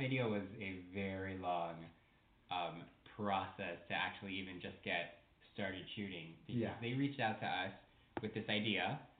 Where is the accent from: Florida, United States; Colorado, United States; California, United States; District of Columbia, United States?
Florida, United States; Miami; now in Los Angeles, United States; We grew up in Miami, Florida, which is a very openly gay accepting community.